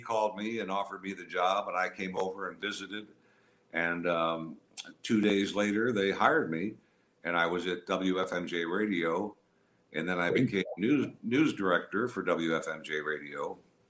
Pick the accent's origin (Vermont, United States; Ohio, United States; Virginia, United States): Ohio, United States; near Akron; I grew up over near Akron, a suburb of Akron.